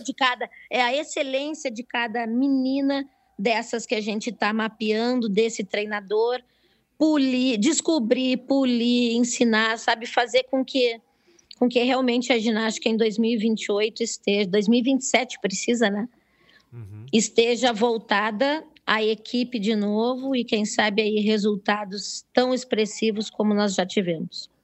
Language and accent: Portuguese; Brazil; eu sou do Brasil